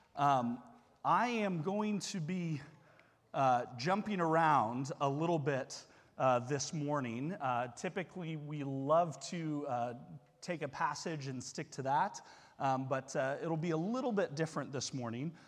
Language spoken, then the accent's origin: English; United States; as an American